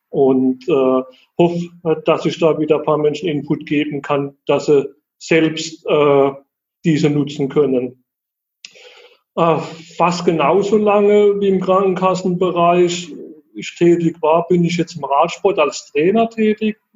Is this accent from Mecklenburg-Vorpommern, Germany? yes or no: no; Heidelberg, Baden-Württemberg, Germany; accent: Baden/Kurpfalz; Also ich komme aus der Heidelberger Ecke. Man hört vielleicht auch so ein bisschen an meinem badischen Slang im Hintergrund. Kurpfalz sagt man bei uns.